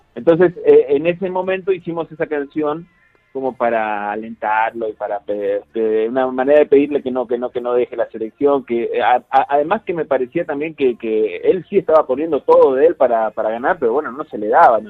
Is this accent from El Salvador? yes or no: no; Argentina; now in Guadalajara, Mexico; tres de los integrantes de Laudato somos argentinos